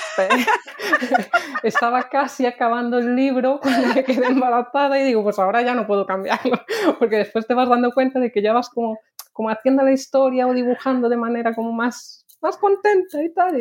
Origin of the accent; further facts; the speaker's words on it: Lugo, Galicia, Spain; moved away as an adult; also born or lived in Valladolid / Mallorca; now in Sweden; vengo de Lugo, bueno, de Valladolid, pero me crié en Lugo